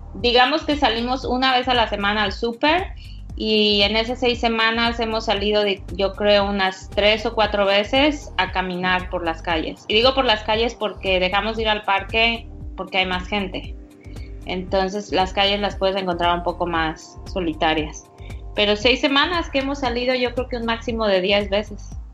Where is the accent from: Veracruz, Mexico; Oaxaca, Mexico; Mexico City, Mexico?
Veracruz, Mexico; also born or lived in Houston; now in New York, United States; yo soy mexicana, ah, soy de Veracruz